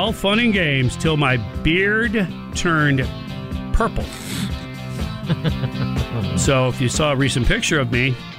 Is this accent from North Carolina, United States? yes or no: no; Detroit, Michigan, United States; Oh, man, I grew up in Motown, brother.